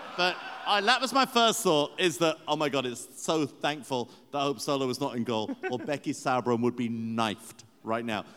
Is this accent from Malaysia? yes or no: no; England, United Kingdom; this Englishman